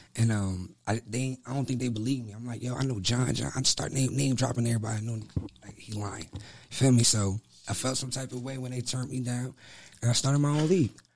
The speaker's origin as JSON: {"language": "English", "region": "New Jersey", "country": "United States", "tie": "born or raised there", "moved": "yes", "lives_now": "Fayetteville, United States", "said": "I'm from Jersey"}